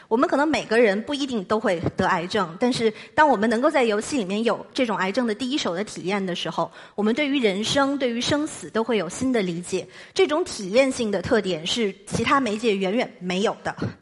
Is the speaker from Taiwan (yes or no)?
no; China; 对于我们中国人来说